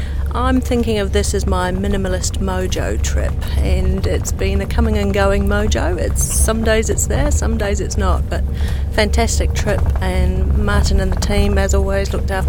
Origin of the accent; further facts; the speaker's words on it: New Zealand; from New Zealand.